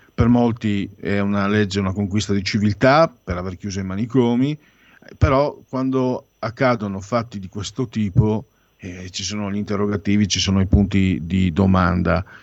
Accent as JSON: {"language": "Italian", "region": "Friuli-Venezia Giulia", "country": "Italy", "said": "vengo dalla provincia del Friuli"}